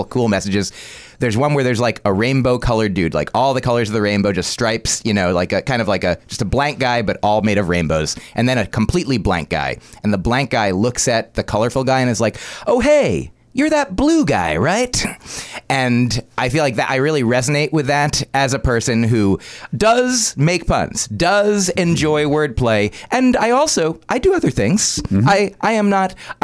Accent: New Jersey, United States; moved away as an adult; also born or lived in Boston; now in New York, United States; when I grew up in New Jersey, I live in New York now

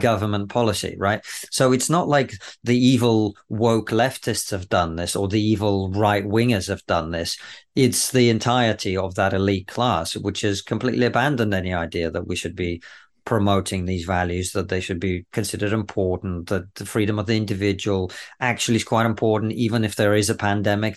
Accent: Russia; now in United Kingdom; growing up in the Soviet Union

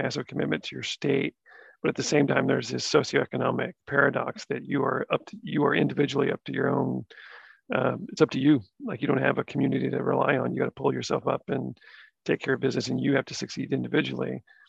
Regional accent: the South, United States; my life growing up in the South and in the areas in the ways that I did

